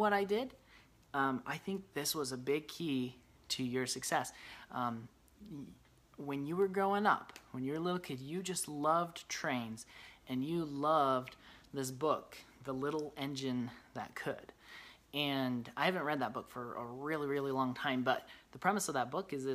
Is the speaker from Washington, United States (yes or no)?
no; Brigham City, Utah, United States; I grew up in Brigham City, Utah